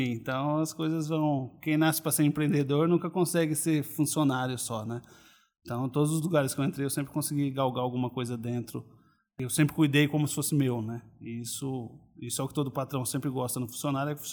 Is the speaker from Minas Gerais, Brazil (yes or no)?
no; Boa Esperança, Paraná, Brazil; also born or lived in Londrina; eu sou paranaense, nascido em uma cidadezinha chamada Boa Esperança. E minha infância foi toda no, no sítio, praticamente, até os 10 anos de idade. Aí sim, minha família se mudou para Londrina